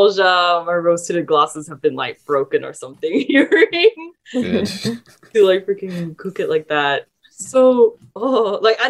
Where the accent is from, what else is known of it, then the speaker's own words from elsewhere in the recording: Malaysia; growing up in Malaysia